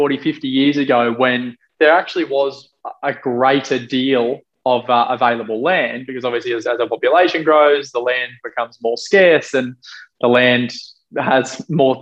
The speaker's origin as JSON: {"language": "English", "country": "Australia", "said": "me being Australian"}